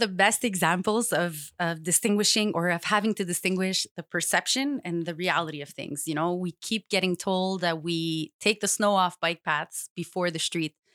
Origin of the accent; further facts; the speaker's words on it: Montreal, Quebec, Canada; I grew up in Saint Leonard